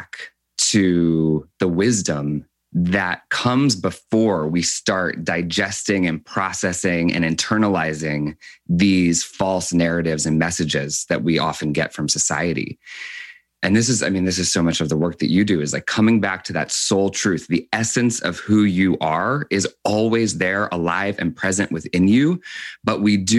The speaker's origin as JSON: {"language": "English", "town": "Rockville", "region": "Maryland", "country": "United States", "tie": "born or raised there", "also_born_or_lived": "New York", "moved": "yes", "lives_now": "Los Angeles, United States", "said": "I grew up in Catholic school in Rockville, Maryland"}